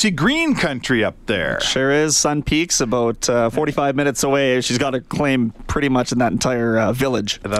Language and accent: English; Kamloops, British Columbia, Canada; moved away as an adult; now in Edmonton, Canada; Kamloops, British Columbia.